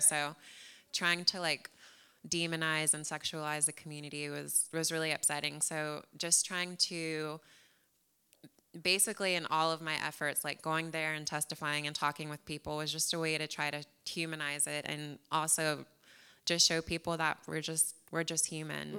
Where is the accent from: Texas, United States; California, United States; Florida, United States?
Texas, United States; San Antonio; also born or lived in New Jersey / Corpus Christi; now in Houston, United States; I was born in New Jersey, but I, I wasn't there for long. I was actually raised in San Antonio, so definitely a Texan.